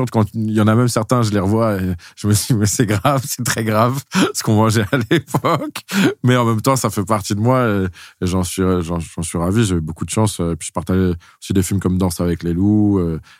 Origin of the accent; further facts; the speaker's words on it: Sèvres, Île-de-France, France; born there; En fait, c'est marrant parce que c'est juste la ville où je suis né.